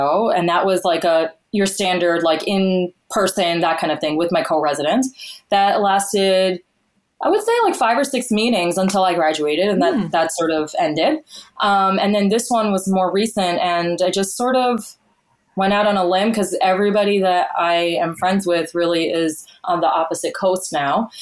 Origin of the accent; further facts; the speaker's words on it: New York, United States; moved away as an adult; now in Texas, United States; I'm from New York originally, but now a brand new Texan as of about 6 months ago